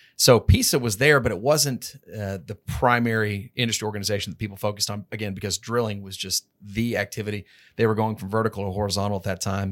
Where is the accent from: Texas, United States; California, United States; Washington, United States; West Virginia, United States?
Texas, United States; I'm from Texas